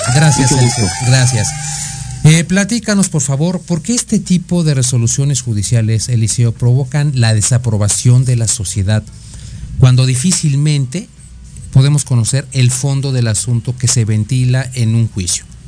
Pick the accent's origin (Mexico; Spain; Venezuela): Mexico; nosotros como mexicanos